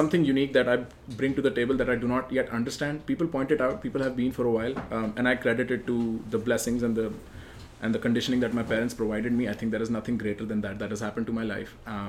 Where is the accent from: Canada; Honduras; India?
India; moved away as an adult; now in United States; I am one of the more aware people that I've known all my life growing up in India. I grew up in a very urban setting, a very, you know, Western-centric setting as far as schools and whatnot were concerned.